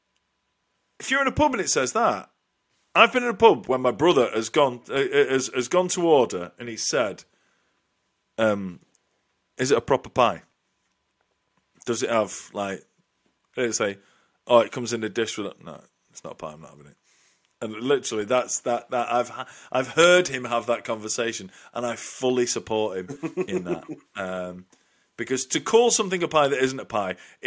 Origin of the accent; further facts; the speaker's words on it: Lancashire, North West England, United Kingdom; as a northerner, we love our pies, and I'm only saying that because I'm from Lancashire